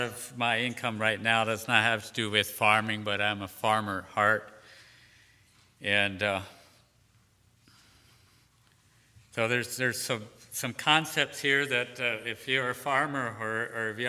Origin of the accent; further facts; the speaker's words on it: Pennsylvania, United States; now in Shenandoah Valley, United States; I grew up in Pennsylvania